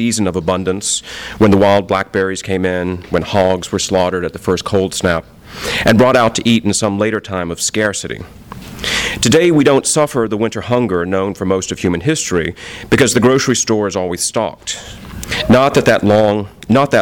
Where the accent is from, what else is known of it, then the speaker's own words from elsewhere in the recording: the South, United States; now in Los Angeles, United States; being a Southerner